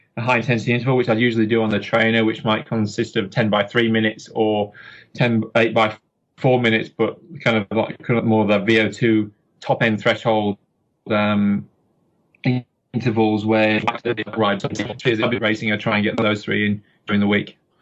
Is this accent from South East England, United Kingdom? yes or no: no; Yorkshire and the Humber, United Kingdom; now in Auckland, New Zealand; I'm from Yorkshire in England